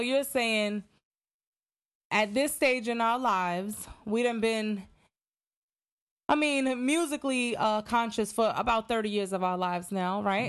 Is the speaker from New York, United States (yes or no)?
yes; New York, United States; I'm from New York